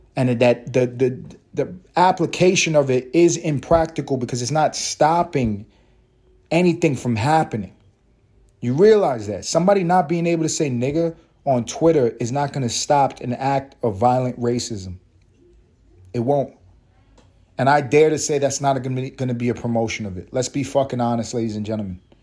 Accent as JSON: {"language": "English", "town": "New York City", "region": "New York", "country": "United States", "tie": "born or raised there", "said": "I grew up in Harlem. I grew up in Spanish Harlem"}